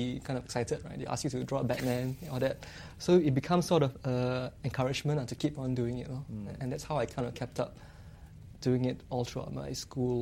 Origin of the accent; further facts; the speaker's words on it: Singapore; also born or lived in Seremban, Malaysia; So from K5, K1, K2 to JC, I was in Singapore all the way.